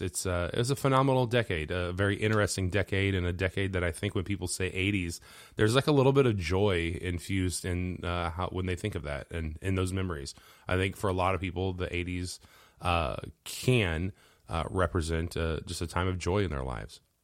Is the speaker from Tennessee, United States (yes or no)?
no; Central Illinois, United States; I'm a musician from Central Illinois